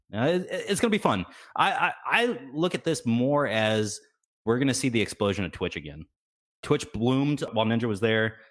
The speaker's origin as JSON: {"language": "English", "region": "Texas", "country": "United States", "tie": "born or raised there", "said": "I grew up in Texas, you know, going to the ranch every, every, every weekend."}